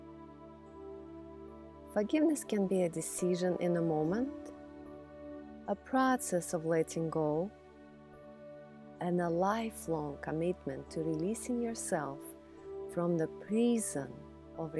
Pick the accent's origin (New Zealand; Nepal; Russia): Russia; moved away as an adult; now in United States; I grew up in Russia abused by the very people who were supposed to love me.